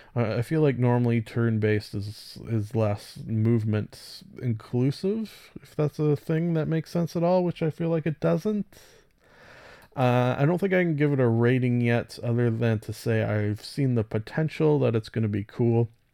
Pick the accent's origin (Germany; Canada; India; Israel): Canada; I'm Canadian